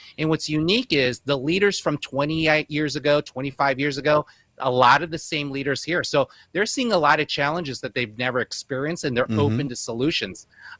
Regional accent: Chicago, Illinois, United States; moved away as an adult; now in Nevada, United States; born and raised in Chicago, Northwest Side

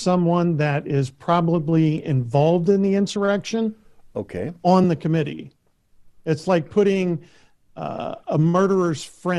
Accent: Lima, Ohio, United States; Well, I am from Lima, Ohio

